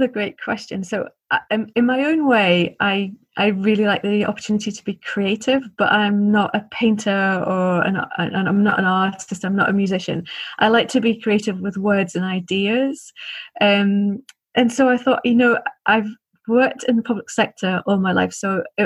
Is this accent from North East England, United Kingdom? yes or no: no; Liverpool, North West England, United Kingdom; I grew up in Liverpool